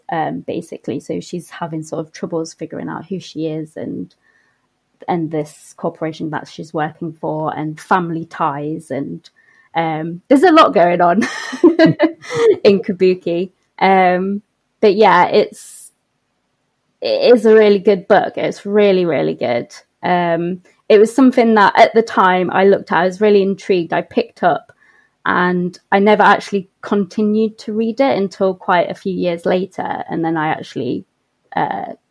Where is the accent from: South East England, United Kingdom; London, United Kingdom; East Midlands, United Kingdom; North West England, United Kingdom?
East Midlands, United Kingdom; Nottingham; I was born and I grew up in Nottingham